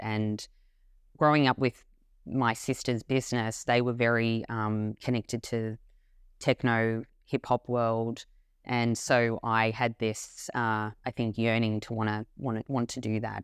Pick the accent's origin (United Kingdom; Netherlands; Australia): Australia; Melbourne, Victoria; When I was born, I was born in Melbourne, Australia